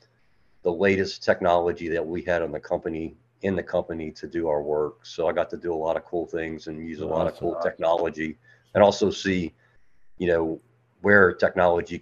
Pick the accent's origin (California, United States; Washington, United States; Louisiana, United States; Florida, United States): Louisiana, United States; Metairie; now in Birmingham, United States; I'm originally from Metairie, Louisiana. So I grew up in Louisiana. I now live in Birmingham, Alabama